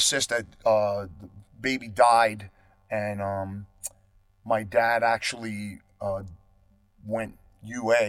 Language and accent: English; Long Island, New York, United States; moved away as an adult; also born or lived in Queens, New York; I am not going to live and die in my hometown